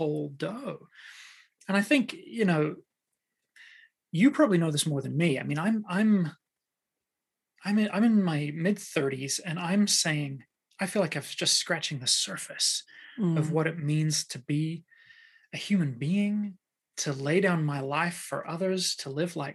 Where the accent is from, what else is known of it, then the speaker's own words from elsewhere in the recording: Waikato, New Zealand; moved away; I grew up in New Zealand